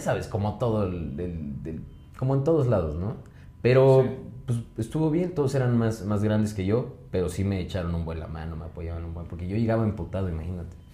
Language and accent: Spanish; Pachuca, Hidalgo, Mexico; Soy de Pachuca